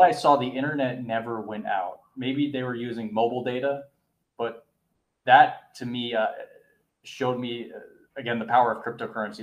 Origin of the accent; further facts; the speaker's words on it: United States; as an American